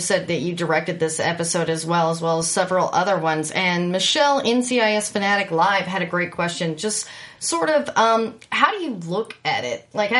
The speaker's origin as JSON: {"language": "English", "region": "East Texas", "country": "United States", "said": "I'm from East Texas"}